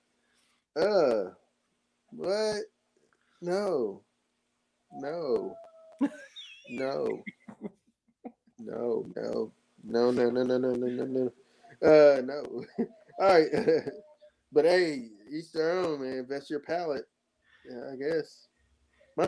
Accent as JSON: {"language": "English", "region": "Kentucky", "country": "United States", "said": "we're from Kentucky."}